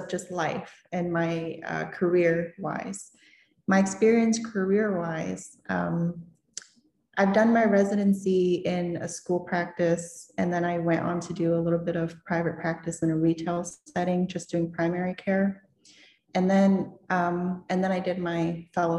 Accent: Florida, United States; moved away as an adult; now in Maryland area, United States; growing up in Florida

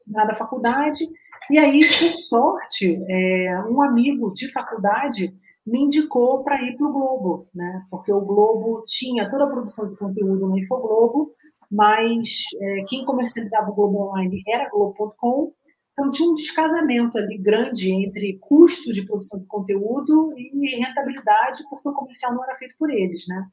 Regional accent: Rio de Janeiro, Brazil; now in Curitiba, Brazil; eu sou carioca

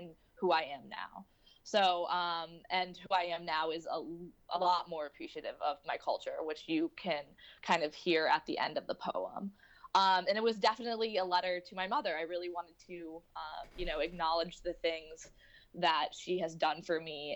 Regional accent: St. Louis, Missouri, United States; moved away as an adult; now in New York City, United States; I grew up, born and brought up in St. Louis, Missouri

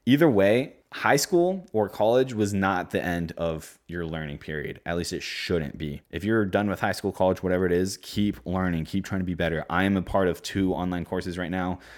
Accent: Omaha, Nebraska, United States; I'm from Omaha, Nebraska

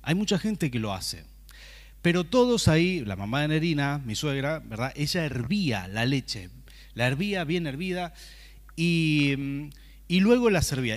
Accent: Rafaela, Santa Fe, Argentina; moved away as an adult; now in San Martín, Argentina; venimos de Santa Fe, ¿verdad? Lo hemos comentado muchas veces, de una ciudad que se llama Rafaela

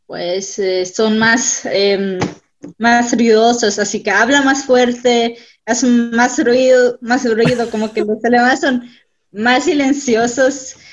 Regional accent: Mexico; Y entonces, pues les decimos que también somos mexicanos

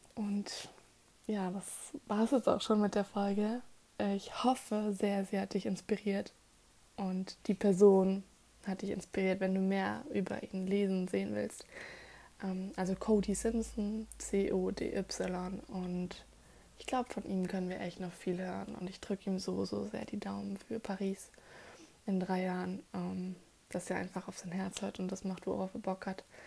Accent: Germany; bei uns in Deutschland

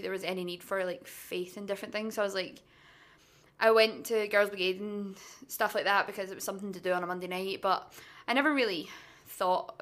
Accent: Blackwood, Wales, United Kingdom; I'm from a little town called Blackwood, which is the middle of nowhere.

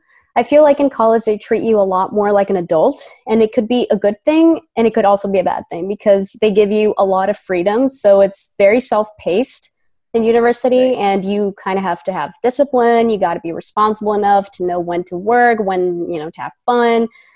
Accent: Boston, Massachusetts, United States; born there; also born or lived in Sicily, Italy; I was born in Boston, Massachusetts, but I've lived 20 years in Italy.

